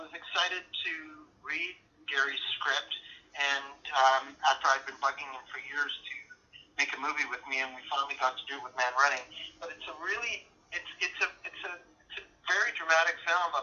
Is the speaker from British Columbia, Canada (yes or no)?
no; Edmonton, Alberta, Canada; growing up in Edmonton, when I was 9 years old